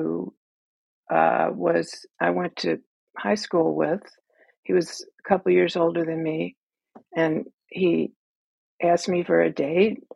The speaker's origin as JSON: {"language": "English", "town": "New Orleans", "region": "Louisiana", "country": "United States", "said": "I'm from New Orleans"}